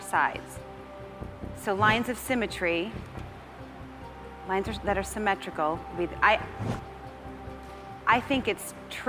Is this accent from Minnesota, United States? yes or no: yes; Minnesota, United States; I'm from Minnesota.